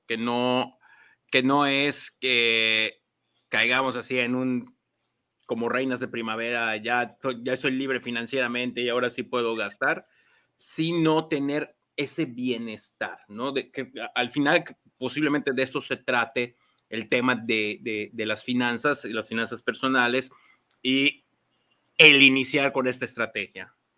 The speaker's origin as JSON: {"language": "Spanish", "region": "Mexico City", "country": "Mexico", "tie": "born or raised there", "said": "yo nací en Ciudad de México, con una familia de, de, Ciudad de México"}